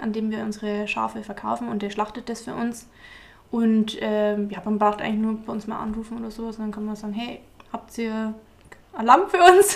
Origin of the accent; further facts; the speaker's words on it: near Eichstätt, Altmühltal, Bavaria, Germany; accent: Bavarian; also born or lived in Freising; ich komme aus der Nähe von Eichstätt-Ingolstadt, aus dem wunderschönen Altmühltal